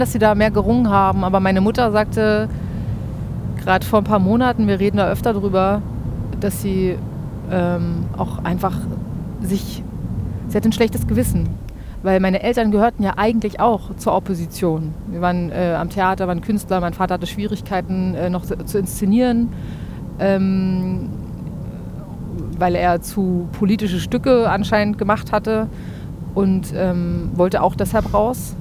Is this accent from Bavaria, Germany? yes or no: no; Berlin, Germany; also born or lived in Neustrelitz, Mecklenburg / Spandau, West Berlin; ich bin in Ostberlin geboren, in äh, Berlin-Kaulsdorf